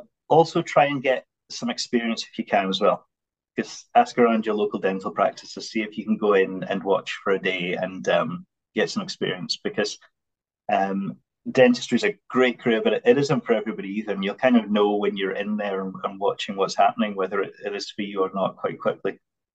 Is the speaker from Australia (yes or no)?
no; England, United Kingdom; now in Scotland; I grew up in England actually when I was a very small.